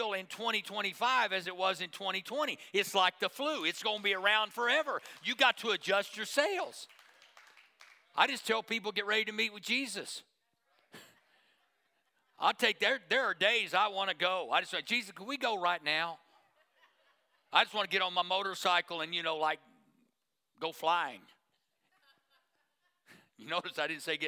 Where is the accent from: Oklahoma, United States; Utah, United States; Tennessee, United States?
Oklahoma, United States; Tulsa; I grew up in Tulsa